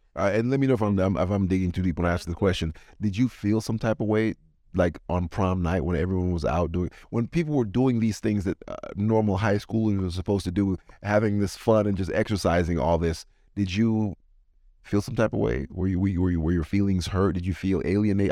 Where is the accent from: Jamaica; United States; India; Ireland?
Jamaica; I'm from Jamaica